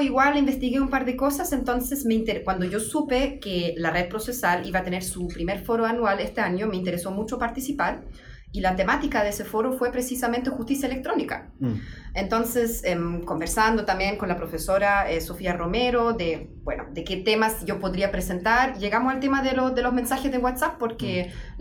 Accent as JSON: {"language": "Spanish", "town": "Dortmund", "region": "North Rhine-Westphalia", "country": "Germany", "also_born_or_lived": "Vallenar, Chile / Coquimbo, Chile / Saarbrücken, Germany", "second_language": "Spanish", "moved": "as an adult", "said": "yo soy alemana, mm. soy de Dortmund, en mm. Alemania"}